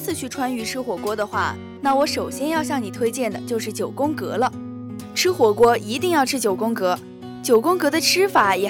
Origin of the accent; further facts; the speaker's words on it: Sichuan, China; 那说到火锅，作为川妹子的我可有绝对的发言权。